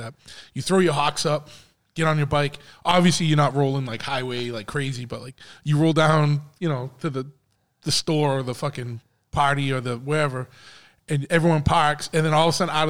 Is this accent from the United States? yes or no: yes; Dartmouth, Massachusetts, United States; also born or lived in New Bedford, Massachusetts; When I was a kid in my neighborhood, when we moved from New Bedford into Dartmouth, there was the neighborhood that we lived